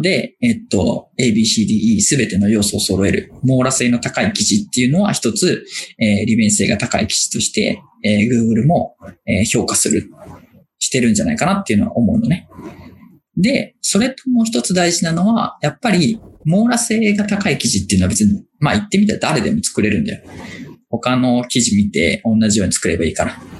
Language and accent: Japanese; Aichi, Japan; now in Tokyo, Japan; もともと地元は愛知県です